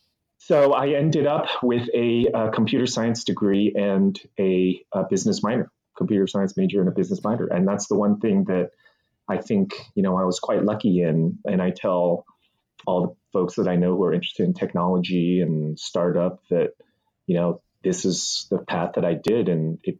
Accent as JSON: {"language": "English", "town": "Mountain View", "region": "California", "country": "United States", "tie": "born or raised there", "also_born_or_lived": "Taiwan", "said": "we moved to a small town back then called Mountain View"}